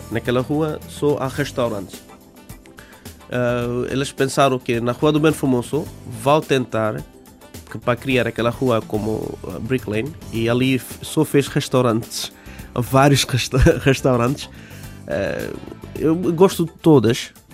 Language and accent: Portuguese; Bangladesh; Portuguese is a second language; moved away as an adult; now in Portugal; Eu disse que eu sou do Bangladesh